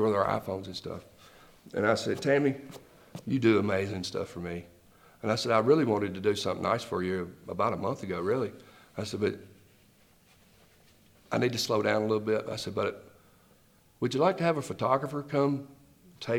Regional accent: Nashville, Tennessee, United States; I've done everything that I've done on word of mouth and reputation in my hometown.

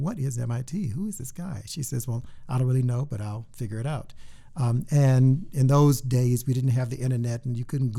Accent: Houston, Texas, United States; moved away as an adult; also born or lived in Massachusetts / New York City; I'm originally from Houston, Texas, mm-hmm. grew up there all my life

